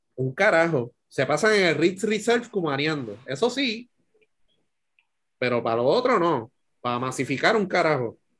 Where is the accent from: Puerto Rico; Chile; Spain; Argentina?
Puerto Rico